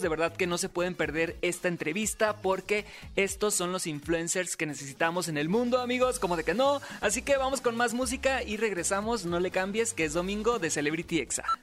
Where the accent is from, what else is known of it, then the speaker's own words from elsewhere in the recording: Sinaloa, Mexico; Soy sinaloense